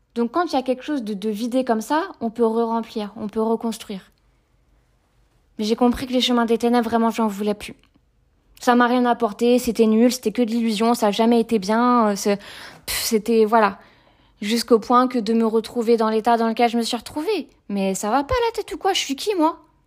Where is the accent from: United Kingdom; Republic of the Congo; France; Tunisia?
France; Brittany; moved away as an adult; also born or lived in Toulon; j'ai grandi donc en Bretagne et je suis restée en Bretagne jusqu'à mes, mes 19 ans.